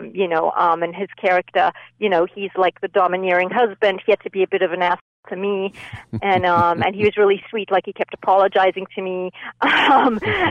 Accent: Zimbabwe; moved away; I grew up in Zimbabwe. And yes, grew up, spent my childhood there

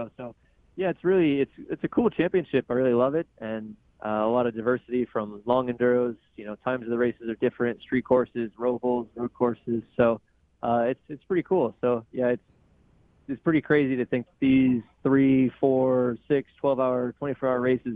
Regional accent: Sonoma area, Northern California, United States; moved away as an adult; now in East Coast, United States; I'm a NorCal guy. I grew up in Sonoma area

